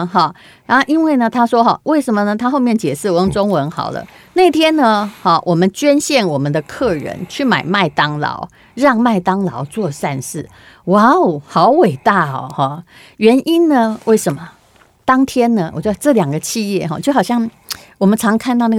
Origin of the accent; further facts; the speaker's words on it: Taiwan; accent: Taiwanese Mandarin; 因为我的台湾国语可能大家比较容易接受。